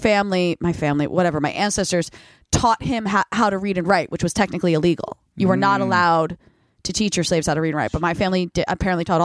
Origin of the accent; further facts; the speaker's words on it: New Jersey, United States; I'm from Jersey